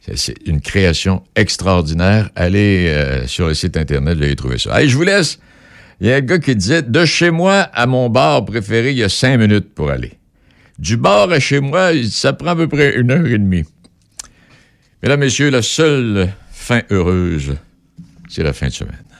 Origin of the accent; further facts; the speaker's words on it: Pont-Rouge, Quebec, Canada; j'ai grandi à Pont-Rouge